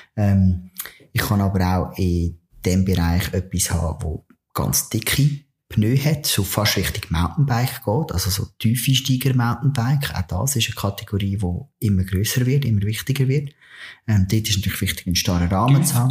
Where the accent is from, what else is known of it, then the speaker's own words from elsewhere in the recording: Switzerland; bei uns in der Schweiz